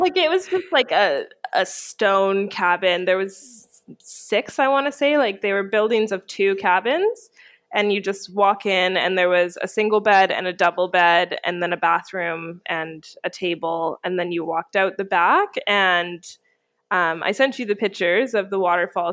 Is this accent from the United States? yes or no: no; Canada; moved away; I'm from Canada